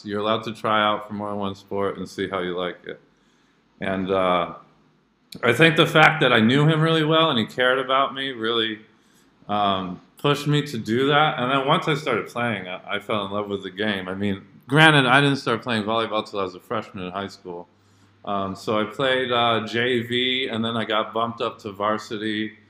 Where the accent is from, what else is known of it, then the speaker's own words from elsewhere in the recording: Jakarta, Indonesia; basically when I grew up in Jakarta, Indonesia. I went to Jakarta International School because both my parents are teachers.